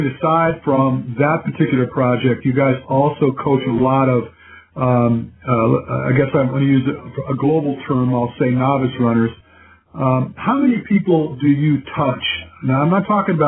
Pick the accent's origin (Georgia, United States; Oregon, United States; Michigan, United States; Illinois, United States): Michigan, United States; Dearborn; moved away as an adult; also born or lived in Southgate, Michigan; I was actually born in Dearborn